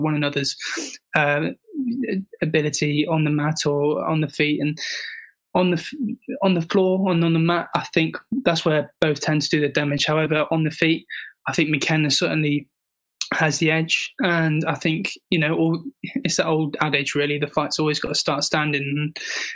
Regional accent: England, United Kingdom; as a proud Englishman

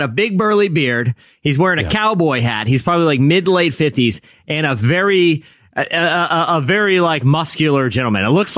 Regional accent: Williamsburg, Virginia, United States; I grew up near Busch Gardens, Williamsburg

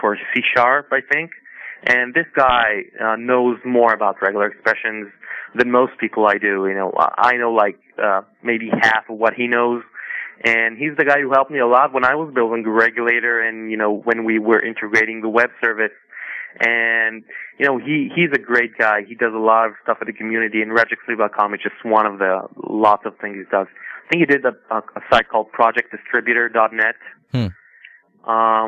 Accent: Israel; I'm from Israel.

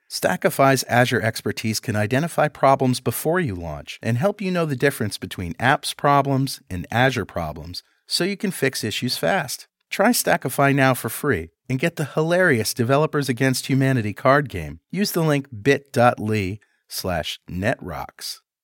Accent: United States; I'm American

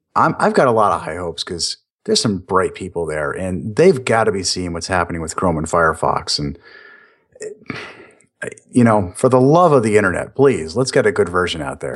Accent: New York, United States; now in Florida, United States; I am Italian. I am from New York

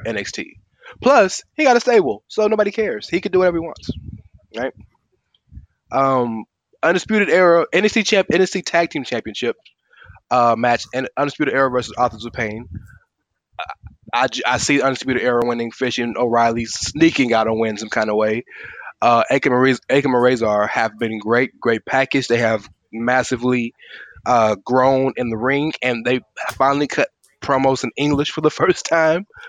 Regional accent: Houston, Texas, United States; I'm from Houston

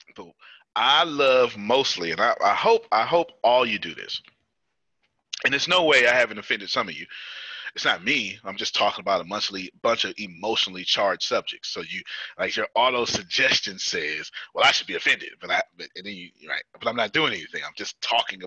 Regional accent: United States; I'm American, and I serve my country

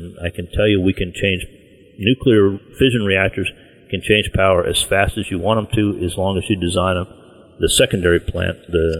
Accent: Virginia, United States; But my home state of Virginia has a moratorium on mining uranium.

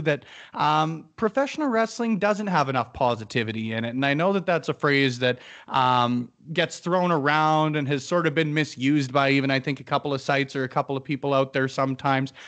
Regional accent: Canada; as a Canadian

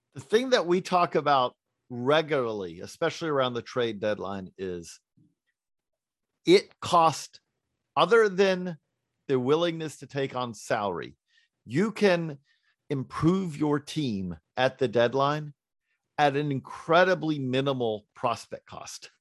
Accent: Georgia, United States; I grew up in Georgia.

